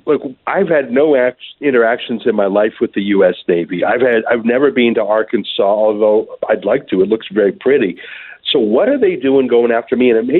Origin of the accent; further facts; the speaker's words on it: Alberta, Canada; I'm from a landlocked place called Alberta. It's like I'm from Nebraska. There's no boats where I'm from.